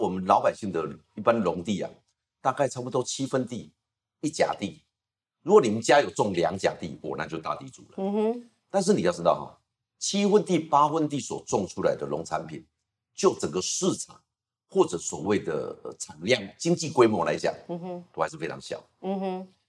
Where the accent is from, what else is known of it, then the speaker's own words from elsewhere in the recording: Taiwan; 我是农村长大，